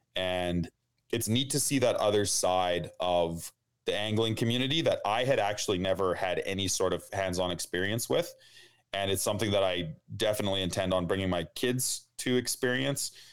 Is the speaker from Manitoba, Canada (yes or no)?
yes; outside of Winnipeg, Manitoba, Canada; I grew up outside of Winnipeg in the country